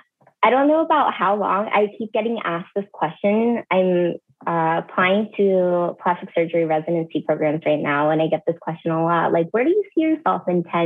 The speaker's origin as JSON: {"language": "English", "region": "California", "country": "United States", "tie": "born or raised there", "also_born_or_lived": "Canada / Seattle", "lives_now": "Minnesota, United States", "said": "I've lived in Canada. I've lived in the Midwest. I grew up partially in California, and then I lived in Seattle the longest for 8 years before moving here to Minnesota, which is now my current home."}